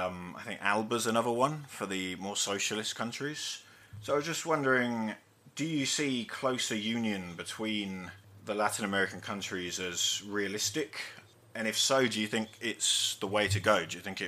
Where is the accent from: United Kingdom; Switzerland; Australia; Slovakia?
United Kingdom; being British